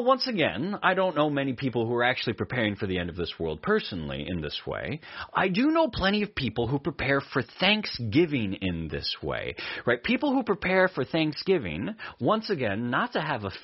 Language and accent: English; Eastern Oregon, United States; Where I grew up in Eastern Oregon